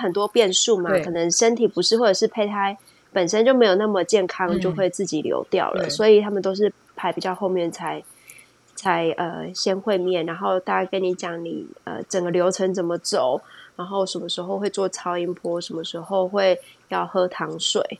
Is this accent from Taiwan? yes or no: yes; Taiwan; now in United Kingdom; 谁外国人谁跟你外国人？我台湾人